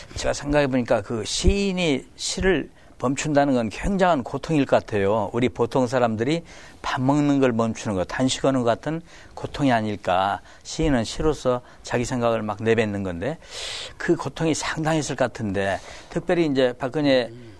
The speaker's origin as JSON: {"language": "Korean", "town": "Iksan", "region": "North Jeolla", "country": "South Korea", "tie": "born or raised there", "also_born_or_lived": "Seoul", "moved": "as an adult", "lives_now": "Anyang, South Korea", "said": "이리시라고 했죠. 예, 거기서 나가지고 저남성고등학교를 졸업을 했어요"}